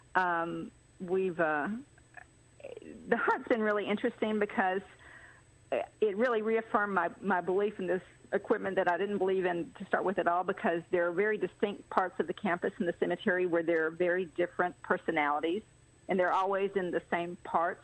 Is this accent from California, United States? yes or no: no; Atlanta, Georgia, United States; now in Chattanooga, United States; I am originally from Atlanta, but I've been here since 1986